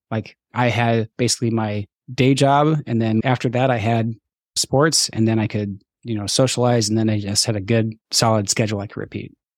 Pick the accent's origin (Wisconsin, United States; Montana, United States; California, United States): Montana, United States; moved away; also born or lived in Minnesota; when I grew up in Montana and then we moved to Minnesota